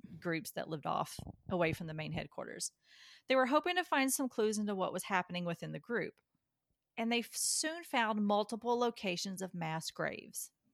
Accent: Kentucky, United States; I'm from Kentucky

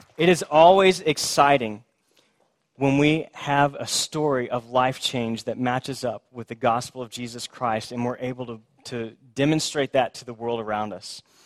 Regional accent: Houston, Texas, United States; I grew up in Houston

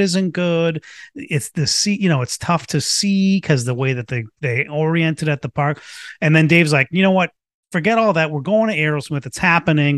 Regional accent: Boston, Massachusetts, United States; I grew up in Boston going to, to Fenway Park with my, with my dad

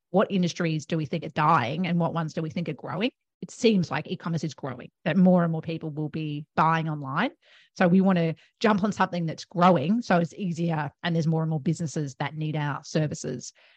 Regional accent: Melbourne, Victoria, Australia; moved away as an adult; now in Gold Coast, Australia; I am originally from Melbourne

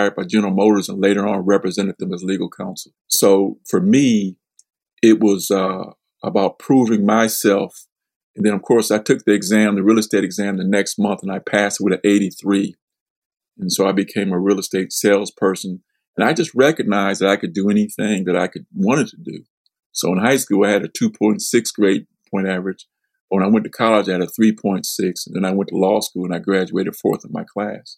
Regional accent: Michigan, United States; I was supposed to be this kind of basketball star from my hometown, which was a basketball city

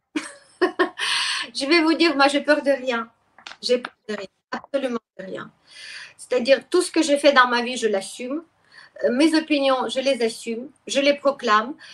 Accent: Ukraine; first language Russian; French is a second language; moved away as an adult; also born or lived in Lyon, France; now in France; j'étais ukrainienne, mais je parlais russe. Je suis russophone toujours, c'est ma langue maternelle

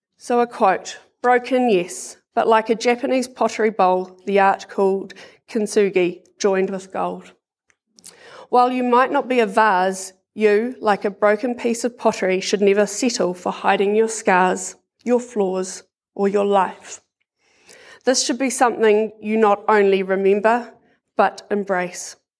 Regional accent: Porirua, Wellington, New Zealand; I grew up in Porirua with my brother Sean, mum and dad

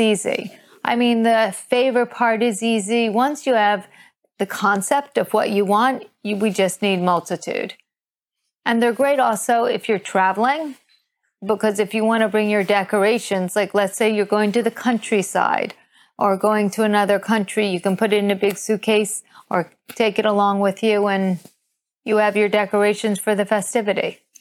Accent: New York City, New York, United States; moved away as an adult; also born or lived in Sydney; now in London, United Kingdom; I grew up in New York City

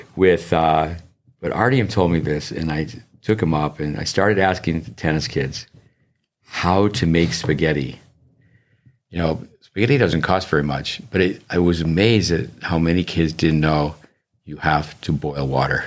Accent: United States; as an American

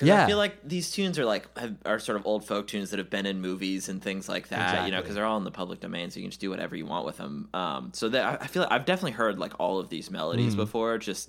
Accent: the South, United States; we are Southern people.

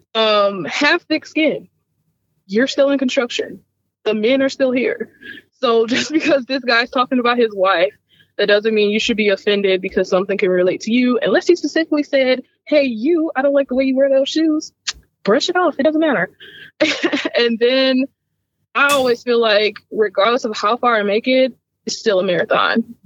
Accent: St. Louis, Missouri, United States; growing up in St. Louis, like people from the south side of St. Louis, which is where I was from

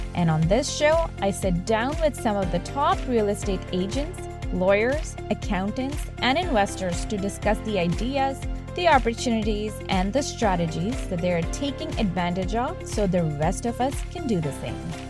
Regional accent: India; now in Canada; I'm from India and, uh, I came here in two thousand and one with my family

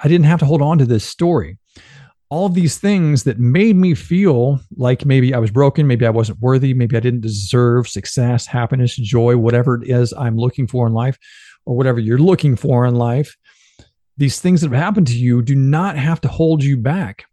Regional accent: Benton, Illinois, United States; moved away; growing up in Benton, Illinois

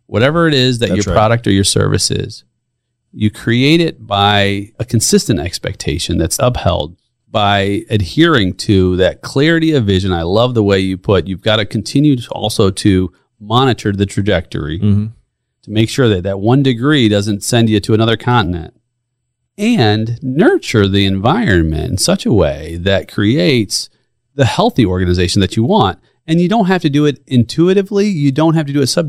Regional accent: Chicago, Illinois, United States; I'm from Chicago.

